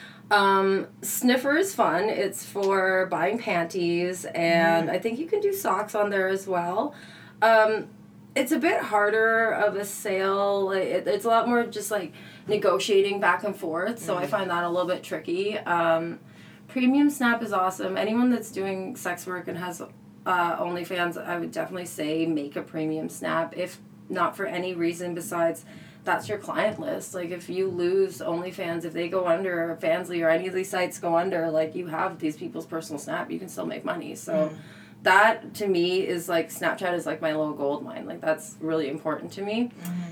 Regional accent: Canada; we're Canadian.

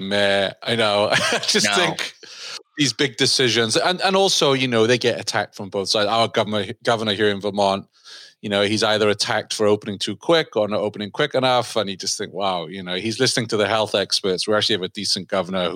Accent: United Kingdom; as a Brit

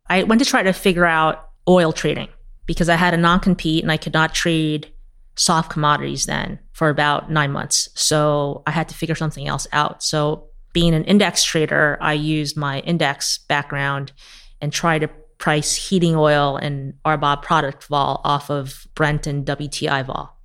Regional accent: New York City, New York, United States; I grew up in Queens to immigrant parents. I came here when I was six.

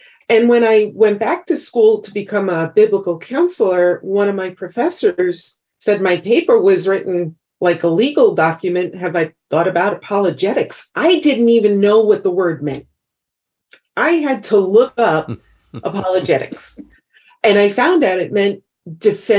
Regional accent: New York City, New York, United States; moved away as an adult; now in Idaho, United States; We moved from New York City, where we both had grown up and were raised, and we moved to Idaho

